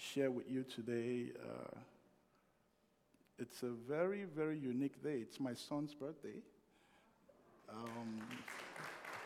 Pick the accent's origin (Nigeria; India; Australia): Nigeria; moved away as an adult; also born or lived in United States; now in Canada; When I was migrating from Nigeria to North America, and that was 25 years ago. And that's because there were a lot of limited opportunities in my country of birth